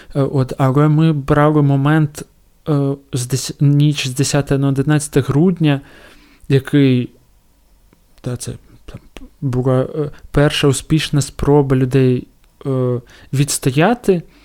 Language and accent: Ukrainian; Donetsk, Donetsk Oblast, Ukraine; moved away as an adult; я народився, виріс в Донецьку і поїхав е, звідти в кінці травня 2014